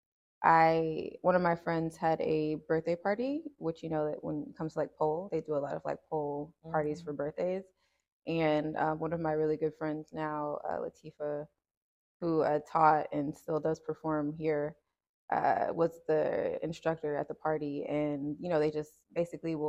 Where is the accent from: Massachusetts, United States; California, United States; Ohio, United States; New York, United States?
Ohio, United States; Cincinnati; also born or lived in Decatur, Georgia; I was born here in Cincinnati, and I was raised between like here and Decatur, Georgia. So I kind of like to say I'm from like Cincinnati